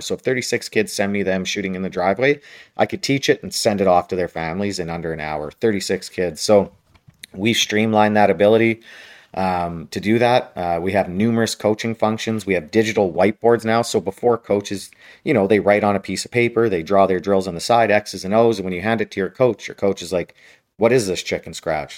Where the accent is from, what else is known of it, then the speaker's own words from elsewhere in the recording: Western Canada, Canada; I grew up in Western Canada